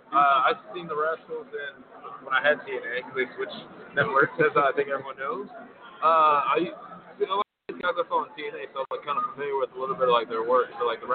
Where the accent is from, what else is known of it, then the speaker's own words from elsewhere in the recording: Harvey, Illinois, United States; I was born in Harvey, so I'm used to it.